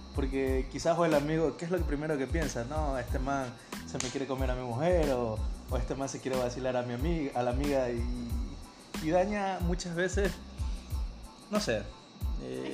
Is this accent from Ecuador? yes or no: yes; Guayaquil, Guayas, Ecuador; somos de Guayaquil